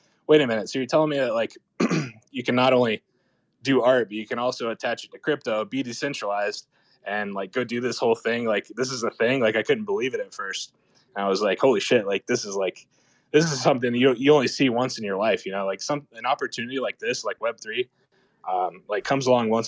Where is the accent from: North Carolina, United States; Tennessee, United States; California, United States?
North Carolina, United States; Charlotte; my origin story is, I'm from Charlotte, North Carolina